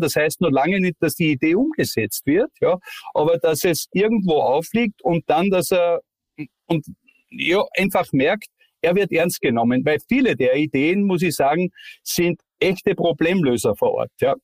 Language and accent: German; Styria, Austria; accent: steirisch (Styrian); ich rede ja auch kein schönes Hochdeutsch, ein bisschen steirisch dabei